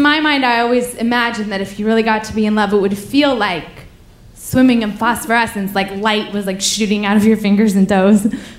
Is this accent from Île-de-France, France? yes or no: yes; Paris, Île-de-France, France; oh, the thing is I'm from Paris, so I cannot tell you where to go